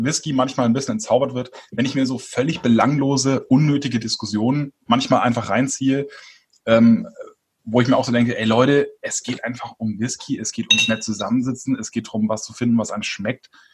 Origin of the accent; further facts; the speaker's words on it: Franconia, Bavaria, Germany; moved away; als Exil-Franke